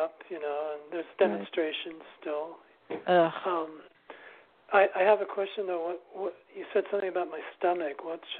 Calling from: New York City, New York, United States; I'm calling from New York City.

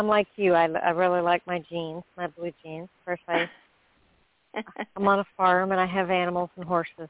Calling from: Florida, United States; I'm calling from Florida.

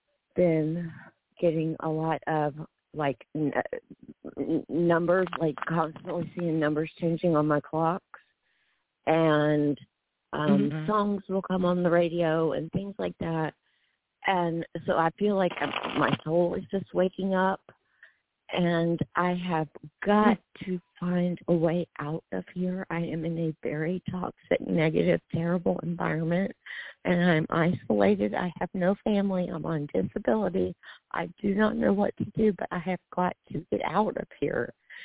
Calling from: Nebraska, United States; Oh, Nebraska.

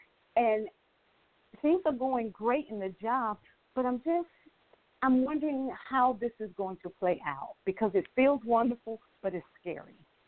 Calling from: Atlanta, Georgia, United States; I'm presently in Atlanta, Georgia.

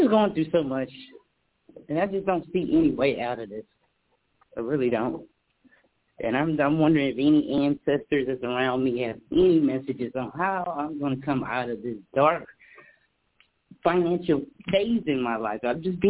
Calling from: California, United States; Calling from California

